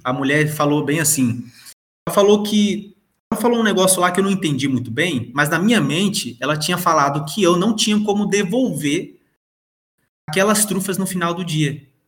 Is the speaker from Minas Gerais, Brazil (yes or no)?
no; São Paulo, Brazil; also born or lived in João Pessoa, Paraíba; now in Passo Fundo, Brazil; Então eu nasci em João Pessoa, mas praticamente eu, eu me criei em São Paulo, né? Alguns anos lá.